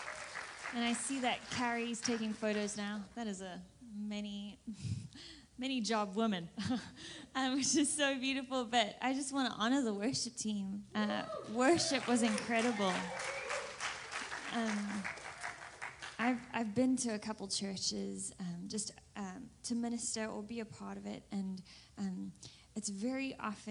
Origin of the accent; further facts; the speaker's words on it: South Africa; accent: South African; now in Redding, United States; I'm South African, so you'll hear the accent quite quickly